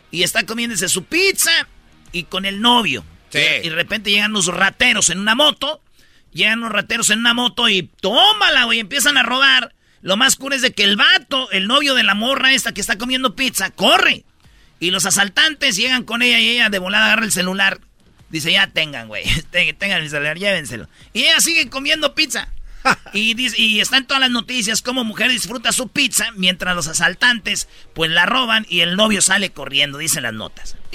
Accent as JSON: {"language": "Spanish", "country": "Mexico", "said": "Lo que me dolió que uno como mexicano, para que le tiren sopa"}